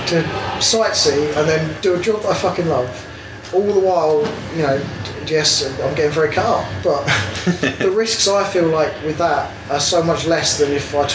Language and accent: English; United Kingdom; I am British.